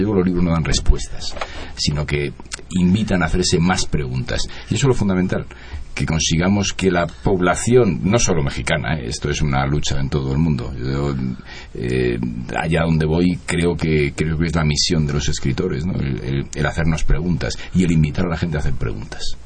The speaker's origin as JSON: {"language": "Spanish", "country": "Spain", "said": "yo vengo de España"}